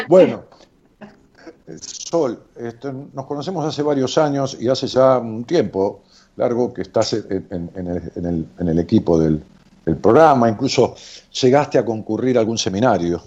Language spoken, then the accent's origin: Spanish; Ramos Mejía, Buenos Aires Province, Argentina; en mi pueblo, en Ramos Mejía